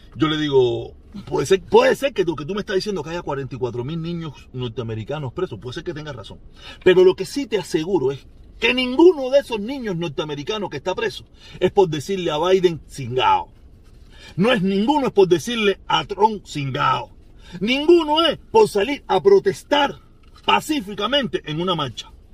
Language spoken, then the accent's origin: Spanish; Cuba